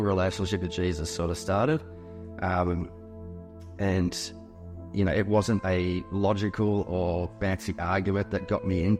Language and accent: English; Geelong, Victoria, Australia; I grew up in Geelong and lived there all my life until I left at the end of high school.